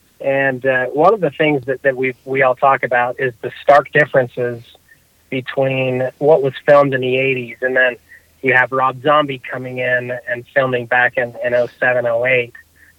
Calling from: Salt Lake City, Utah, United States; I'm calling from Salt Lake City.

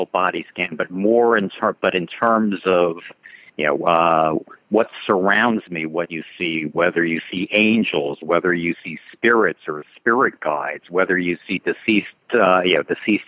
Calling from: Scarsdale, New York, United States; I'm calling you from Scarsdale, New York

